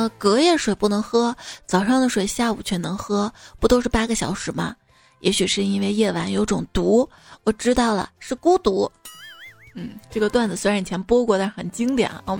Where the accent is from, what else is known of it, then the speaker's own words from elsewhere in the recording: Henan, China; 我是一个河南人啊，我都知道去二仙桥要走成华大道。